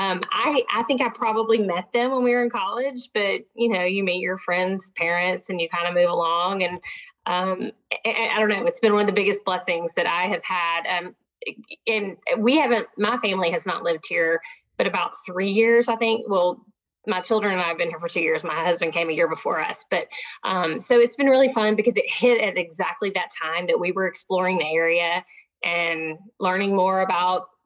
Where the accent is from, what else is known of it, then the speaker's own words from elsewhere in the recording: Southwest Arkansas, United States; moved away; I grew up in Southwest Arkansas where you don't say no when somebody invites you over